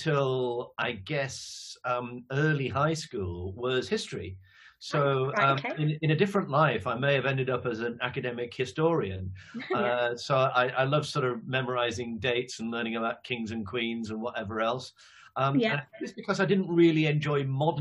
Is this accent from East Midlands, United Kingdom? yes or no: no; Leeds, Yorkshire and the Humber, United Kingdom; moved away as an adult; also born or lived in Manchester / London / Cleveland, Ohio / Cambridge; now in Kent, United Kingdom; I'm from Leeds originally.